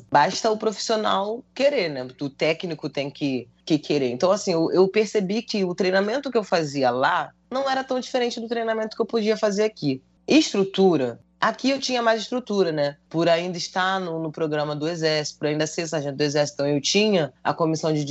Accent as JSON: {"language": "Portuguese", "region": "Rio de Janeiro", "country": "Brazil", "tie": "born or raised there", "said": "Ela mora em tá Padre Miguel. Foi, quando eu, foi onde eu cresci."}